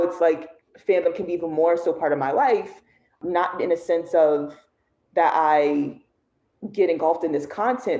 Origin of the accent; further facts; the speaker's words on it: New York, United States; I'm from New York